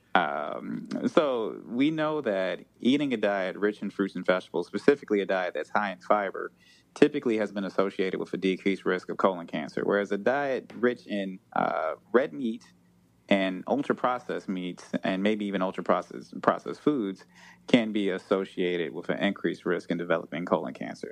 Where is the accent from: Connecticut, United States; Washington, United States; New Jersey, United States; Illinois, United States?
Illinois, United States; Chicago; growing up in Chicago